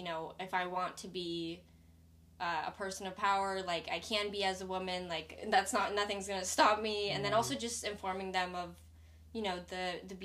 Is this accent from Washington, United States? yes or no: yes; Seattle, Washington, United States; now in California, United States; I came from Seattle, which is incredibly diverse. Like, my high school, white people were the minority, actually.